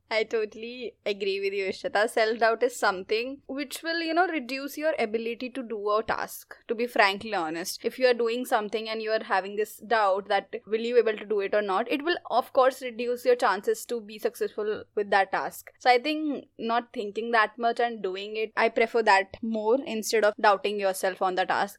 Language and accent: English; India